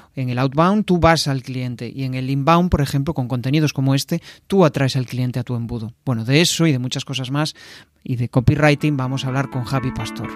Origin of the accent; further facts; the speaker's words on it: Vigo, Galicia, Spain; yo soy de Vigo